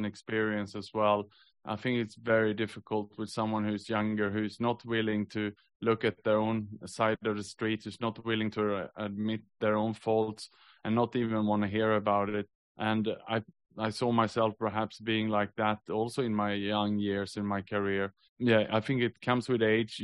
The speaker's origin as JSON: {"language": "English", "country": "Sweden", "tie": "born or raised there", "also_born_or_lived": "Australia / Southeast Asia", "moved": "as an adult", "lives_now": "Singapore", "said": "I was born in Sweden, but I actually moved to Australia when I was 22"}